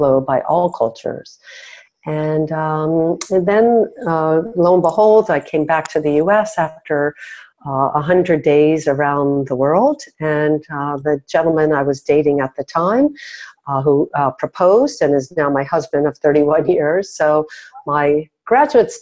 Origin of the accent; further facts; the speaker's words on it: Miami Beach, Florida, United States; I grew up on Miami Beach